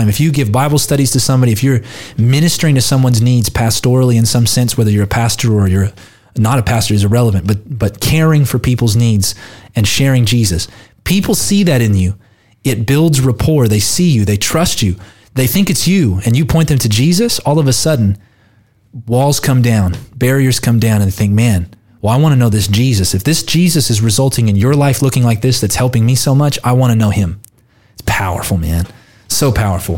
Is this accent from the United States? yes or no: yes; United States; I'm an American citizen, not an Australian citizen